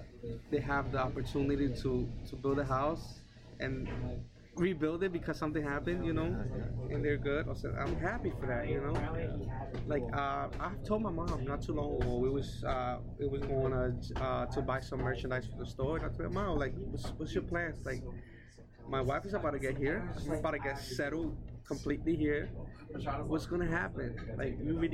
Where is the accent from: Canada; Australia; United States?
United States; I was born here